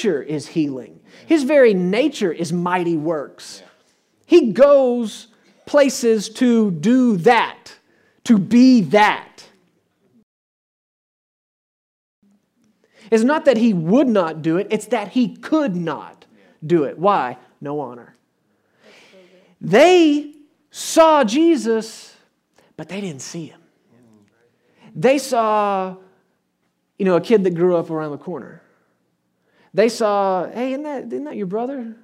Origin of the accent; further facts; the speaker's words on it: Texas, United States; I come from Texas. We drive good trucks in Texas.